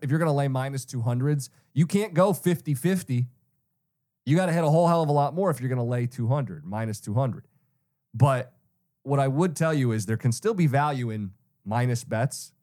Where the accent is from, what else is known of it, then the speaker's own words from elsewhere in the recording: Detroit, Michigan, United States; growing up in Metro Detroit